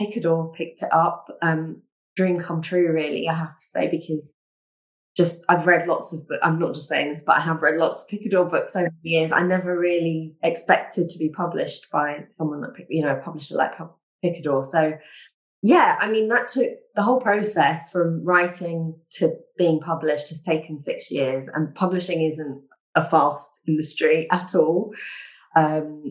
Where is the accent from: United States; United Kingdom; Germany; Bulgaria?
United Kingdom; London; I was born in London